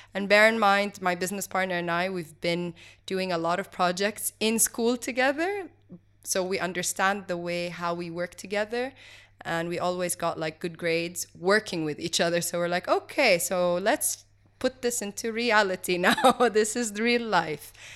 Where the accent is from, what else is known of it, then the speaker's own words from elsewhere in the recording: Kuwait; also born or lived in Switzerland; I grew up over here in Kuwait, and then I studied in Switzerland